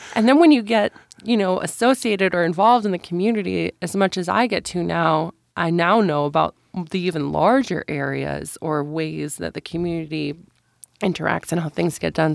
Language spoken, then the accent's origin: English; Midwest, United States; moved away as an adult; now in Montana, United States; I grew up in the Midwest.